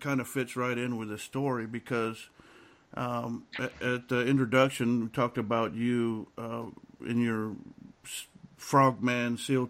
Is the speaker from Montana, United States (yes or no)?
no; South Texas border, United States; I come from South Texas border